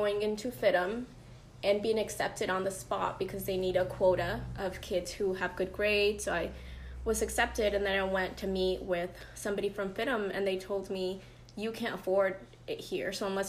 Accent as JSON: {"language": "English", "town": "Guadalajara", "region": "Jalisco", "country": "Mexico", "moved": "yes", "lives_now": "United States", "said": "I'm from Mexico, Guadalajara, Jalisco, Mexico, to be very specific."}